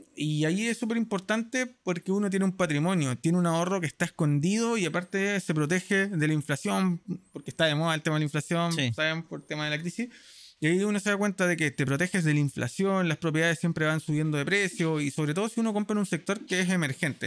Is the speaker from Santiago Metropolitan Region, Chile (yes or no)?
yes; Santiago, Santiago Metropolitan Region, Chile; also born or lived in La Florida, Santiago; yo crecí cuando era pequeño en la Florida, después viví casi toda mi vida en San Miguel, terminé viviendo con mis abuelos